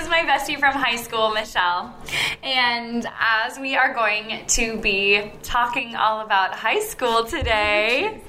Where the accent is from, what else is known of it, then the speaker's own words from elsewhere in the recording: Massachusetts, United States; Okay, so we are all from Massachusetts, obviously, because you know that both of us are from Massachusetts. Anyways, we went to Pingree High School.